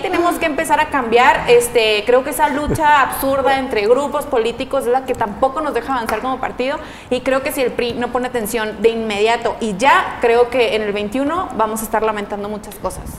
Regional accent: Mexico; nos compete a todos como mexicanos

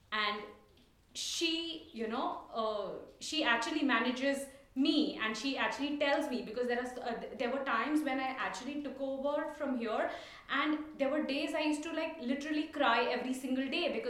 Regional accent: Mangalore, Karnataka, India; first language Tulu; English is a second language; Yeah, we speak Tulu because that's our uh, that's my mother tongue.

